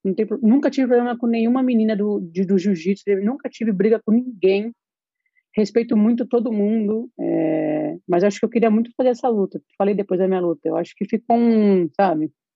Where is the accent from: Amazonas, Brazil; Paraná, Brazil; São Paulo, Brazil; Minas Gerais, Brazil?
São Paulo, Brazil; moved away; eu sempre fui muito paulista